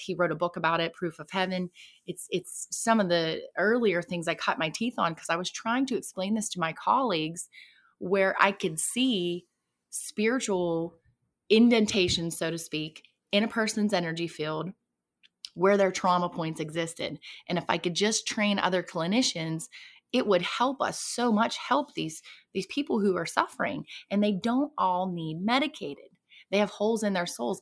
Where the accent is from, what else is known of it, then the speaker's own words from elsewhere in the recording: southwestern Pennsylvania, United States; I was born in southwestern Pennsylvania. Um, I was born and raised there, actually.